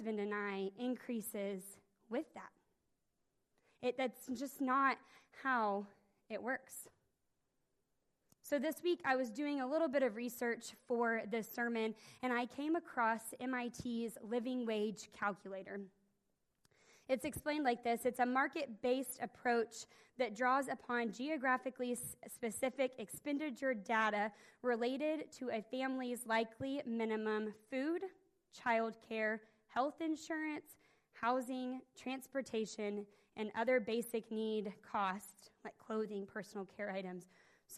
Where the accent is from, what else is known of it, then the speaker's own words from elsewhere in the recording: Nowata, Oklahoma, United States; I grew up in Nowata, Oklahoma, which is in the northeastern part of the state